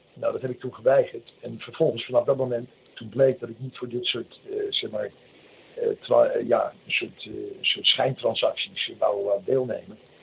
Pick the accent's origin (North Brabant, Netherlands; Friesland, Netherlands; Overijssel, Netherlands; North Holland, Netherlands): North Holland, Netherlands; Bergen; moved away as an adult; also born or lived in Den Helder / Alkmaar / Tenerife; in Bergen ben ik eigenlijk, uit, daar kom ik van huis uit een beetje vandaan. Ik heb de middelbare school gezeten in Alkmaar.